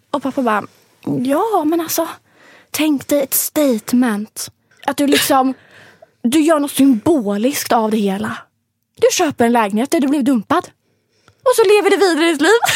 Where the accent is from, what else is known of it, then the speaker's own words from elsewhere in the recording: Linköping, Östergötland, Sweden; moved away; hemma i Linköping